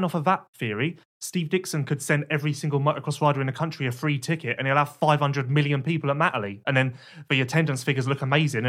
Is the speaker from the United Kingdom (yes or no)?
yes; United Kingdom; Let's just go and have a cup of tea because we're British.